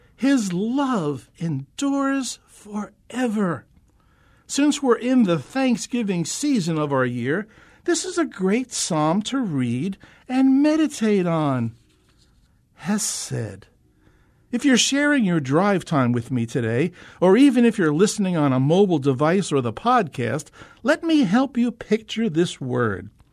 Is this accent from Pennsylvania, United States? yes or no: no; Northeastern New Jersey, United States; moved away as an adult; now in Phoenix, United States; I'm a transplant from the East Coast. The real East Coast, that is. You know, the Eastern Seaboard, Northeastern New Jersey, and the New York City metro area